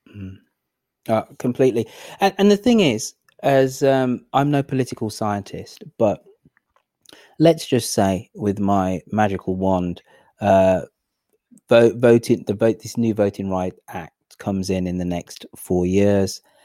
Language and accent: English; England, United Kingdom; I'm the English person